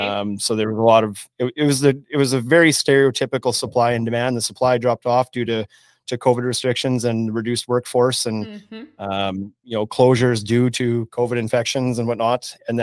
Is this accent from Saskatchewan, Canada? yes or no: yes; Saskatchewan, Canada; now in Regina, Canada; I am a longtime resident of Regina, Saskatchewan. I grew up around Southern Saskatchewan, came to the U of R for school in 1999